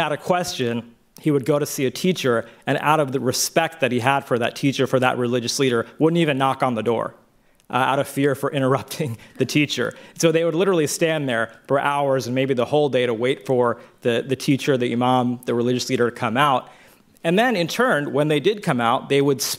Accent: Dallas, Texas, United States; I grew up in Texas and in the Dallas area.

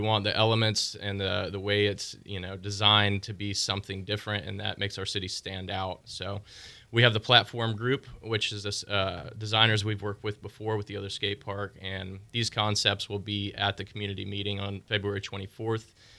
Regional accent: Pensacola, Florida, United States; moved away as an adult; also born or lived in Nashville; I'm able to be in my hometown

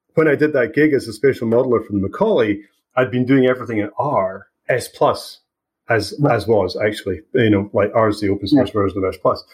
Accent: Scotland, United Kingdom; moved away as an adult; also born or lived in Aberdeen; now in British Columbia, Canada; I left Scotland, what, 15, 17 years ago

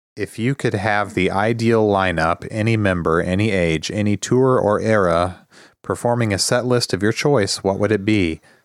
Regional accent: Midwest, United States; also born or lived in Arizona; we're also sort of Midwesterners

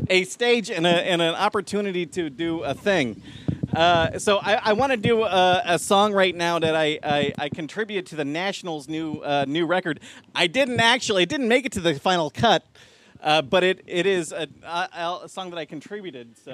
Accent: Cincinnati, Ohio, United States; I am a Cincinnati boy. I am I am born and bred in Cincinnati, Ohio.

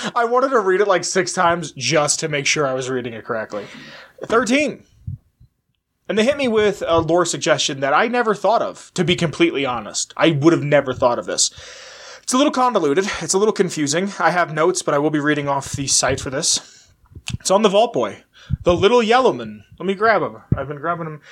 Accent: Pennsylvania, United States; go back to my home state of Pennsylvania

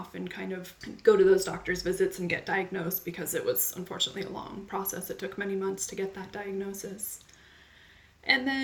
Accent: Phoenix, Arizona, United States; now in California, United States; I'm 41 years old, and I grew up in Phoenix, Arizona.

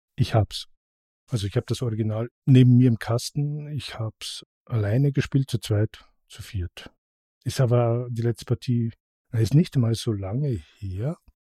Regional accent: Austria; bei uns in Österreich

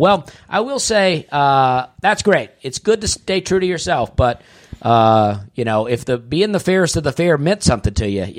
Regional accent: Wisconsin, United States; I am from Adams County.

